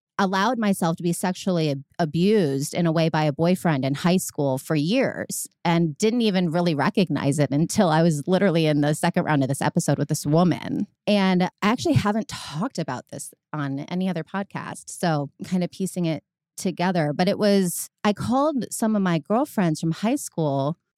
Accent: Medina, Ohio, United States; It's actually Medina, Ohio. It's a small like country town outside of the city

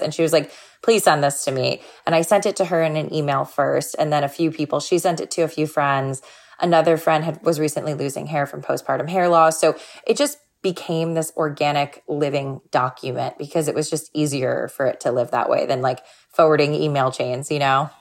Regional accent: Florida, United States; growing up in Florida

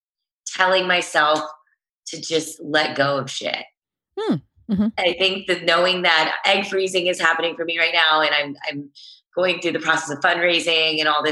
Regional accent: Texas, United States; also born or lived in Chicago, Illinois / Los Angeles, California; I grew up in Texas my whole life.

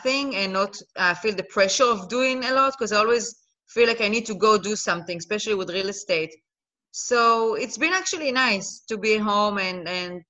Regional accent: Israel; English is a second language; moved away as an adult; also born or lived in Netherlands / Los Angeles, United States; now in Miami, United States; I'm originally from Israel. I was born and raised in Israel

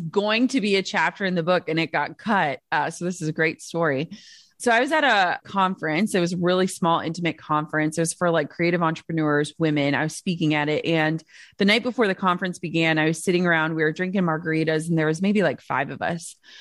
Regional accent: Minnesota, United States; I'm from Minnesota.

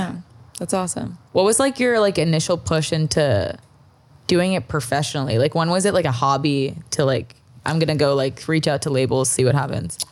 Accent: Toronto, Ontario, Canada; moved away; I'm from Toronto

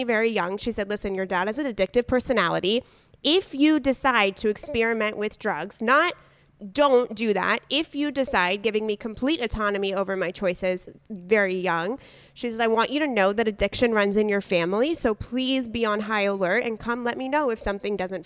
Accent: San Diego, California, United States; I'm in San Diego. She's in LA, but we grew up in San Diego together

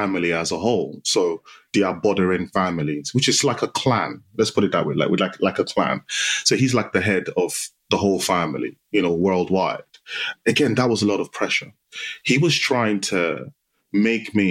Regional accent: Nigeria; now in United Kingdom; My childhood, I grew up in Nigeria. So I spent half my life in Nigeria, and it was a typical Nigerian Yoruba household.

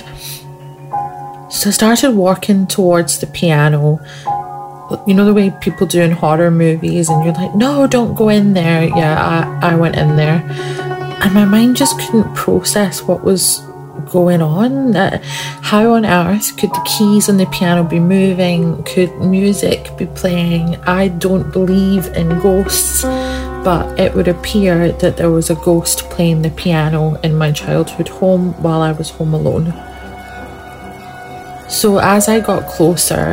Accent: Scotland, United Kingdom; where I grew up in Scotland

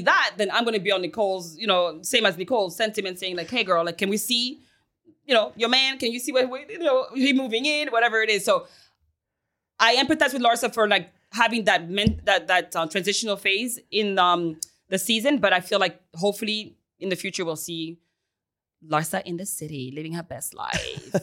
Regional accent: Paris, Île-de-France, France; also born or lived in Haiti / United States; now in Miami, United States; I'm from Paris, baby. I was born in Haiti and raised in Paris

